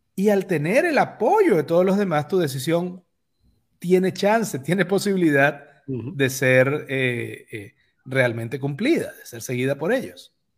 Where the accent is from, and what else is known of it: Venezuela; moved away